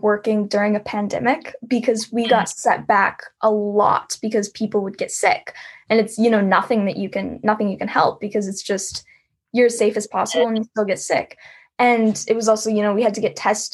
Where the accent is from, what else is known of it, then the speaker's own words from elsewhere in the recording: Texas, United States; I'm from Texas.